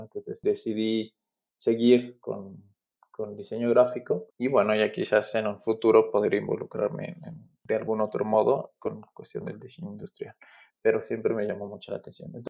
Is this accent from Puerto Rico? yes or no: no; Aguascalientes, Mexico; also born or lived in Mexico City; Yo crecí en la ciudad de Aguascalientes, estudié en la Universidad Autónoma de Aguascalientes, pues toda mi formación fue allá, ¿no? Yo, yo nací en la Ciudad de México, pero desde muy niño eh, nos mudamos a, vivir a la ciudad de Aguascalientes